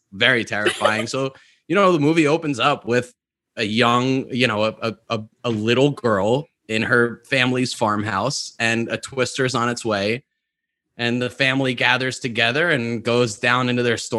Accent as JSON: {"language": "English", "region": "New York", "country": "United States", "tie": "born or raised there", "said": "I grew up in New York, where there are very little to no tornadoes"}